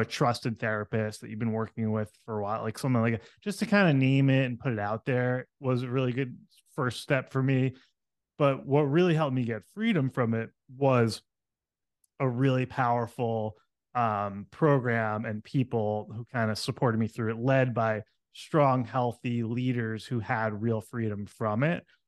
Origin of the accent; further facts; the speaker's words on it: New York City, New York, United States; moved away; I came from New York City area. That's where I grew up